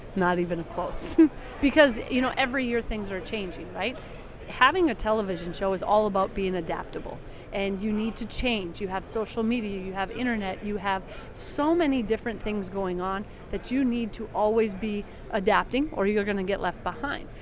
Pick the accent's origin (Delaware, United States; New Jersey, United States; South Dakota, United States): South Dakota, United States; South Dakota, and the reason why is that is my home state